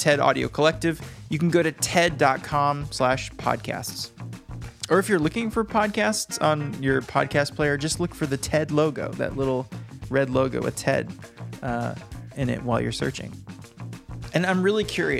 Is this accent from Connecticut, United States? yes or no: no; Michigan, United States; Shout out to my home state. I love you and I'll never leave you. Michigan.